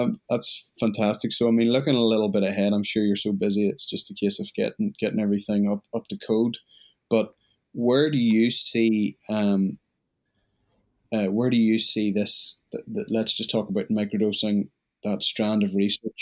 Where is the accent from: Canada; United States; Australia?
Australia; being an Australian citizen